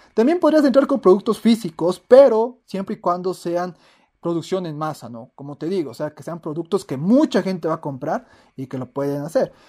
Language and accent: Spanish; Ecuador; aquí en Latinoamérica, en mi país de Ecuador